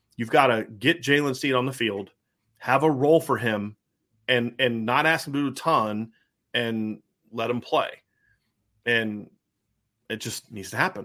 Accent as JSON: {"language": "English", "town": "Lima", "region": "Ohio", "country": "United States", "tie": "born or raised there", "moved": "yes", "lives_now": "Indiana, United States", "said": "where I grew up in Lima, it's like there's the town, and then outside of it's just nothing but farm town"}